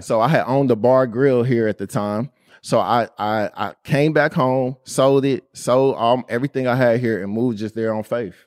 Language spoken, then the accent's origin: English; Indianapolis, Indiana, United States; growing up in Indianapolis